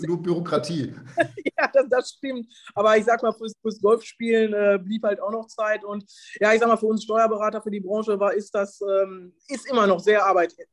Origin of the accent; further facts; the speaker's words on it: Detmold, North Rhine-Westphalia, Germany; now in Lübeck, Germany; Äh, ich komme ursprünglich aus Detmold, lebe aber äh, seit ja etwas mehr als einem halben Jahr jetzt hier in Lübeck.